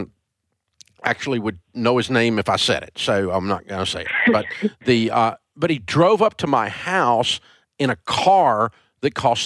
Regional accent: Antioch, Tennessee, United States; I'm a kid from Antioch, Tennessee

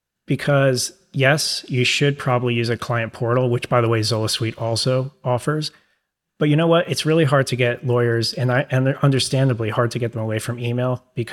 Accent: New York, United States; accent: New York; It might be my New York accent.

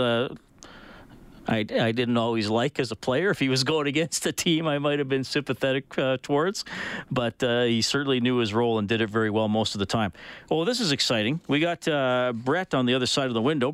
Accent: Evansburg, Alberta, Canada; I grew up in Evansburg

